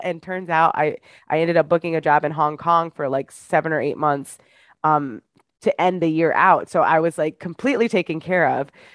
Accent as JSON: {"language": "English", "region": "Michigan", "country": "United States", "moved": "as an adult", "lives_now": "New York City, United States", "said": "I am originally from Michigan, but I've lived in New York City for the past seven years"}